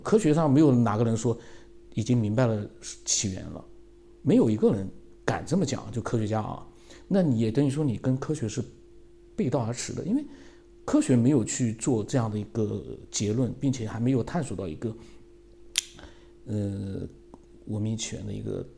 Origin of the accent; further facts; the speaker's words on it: China; 因为佛教跟我们中国人来讲还是比较接近一点